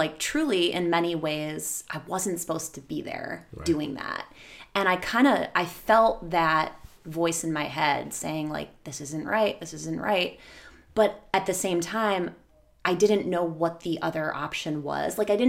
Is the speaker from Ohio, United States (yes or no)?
yes; Lakewood, Ohio, United States; West side, Edgewater, to be super specific.